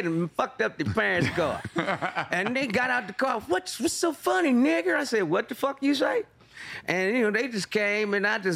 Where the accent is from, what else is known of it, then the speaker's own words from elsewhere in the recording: Kansas City, Missouri, United States; moved away as an adult; I grew up in Kansas City, Missouri